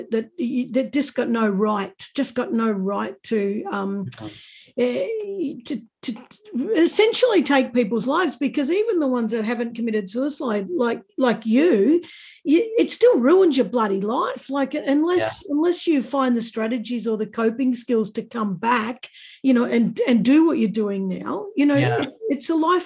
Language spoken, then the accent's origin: English; Warragul, Victoria, Australia; I grew up in Warragul too, so there you go, that we're both Warragul kids